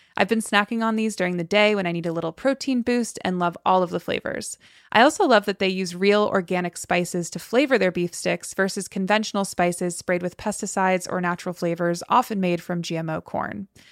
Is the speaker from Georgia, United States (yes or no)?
no; Connecticut, United States; I grew up in Connecticut, so, like, you know, middle of nowhere